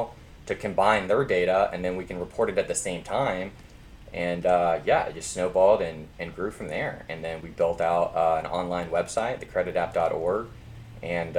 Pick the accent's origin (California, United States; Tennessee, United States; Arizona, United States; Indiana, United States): Tennessee, United States; Memphis; moved away as an adult; also born or lived in Louisiana; I grew up in Memphis